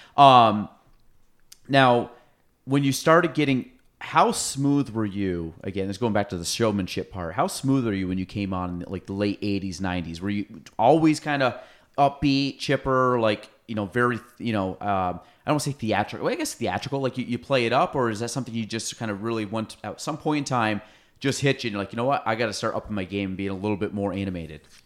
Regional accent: Chazy, New York, United States; I'm from Chase A, so I went through Miner's Woods

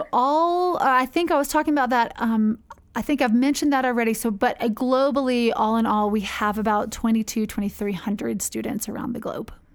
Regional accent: North Carolina, United States; moved away as an adult; also born or lived in Spartanburg, South Carolina; now in Ecuador; I grew up in North Carolina, born and raised in the Episcopal Church

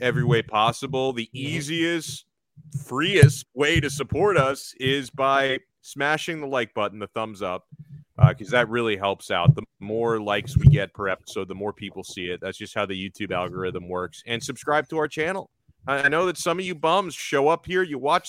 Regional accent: Miami, Florida, United States; Growing up in Miami, where I still live to this day

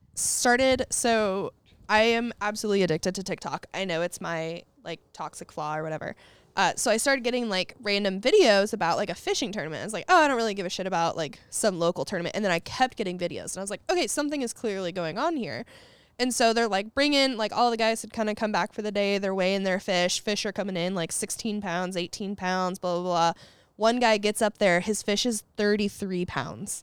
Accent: Indianapolis, Indiana, United States; also born or lived in Muncie, Indiana; Muncie is the first city that I actually lived in. I was born in Indianapolis, but we lived in Muncie at the time for, like, four, the next four or five years

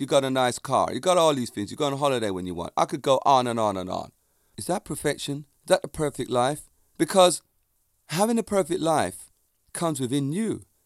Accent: England, United Kingdom; accent: Jamaican; I grew up in England and with Jamaican parents in the Jamaican community.

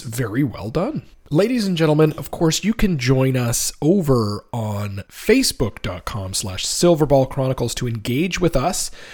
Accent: Fredericton, New Brunswick, Canada; moved away; an arcade in my hometown in the Fredericton Mall

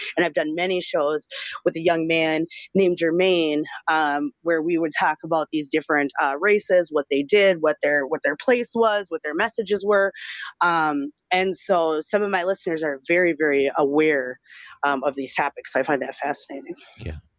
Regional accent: Minnesota, United States; I am from Minnesota

